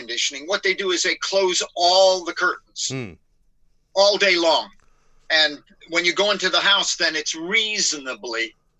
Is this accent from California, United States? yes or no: yes; Los Angeles, California, United States; now in United Kingdom; given I'm from California, from L.A.